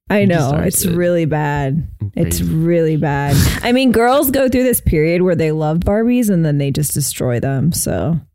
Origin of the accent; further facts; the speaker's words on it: West Virginia, United States; So I'm from West Virginia.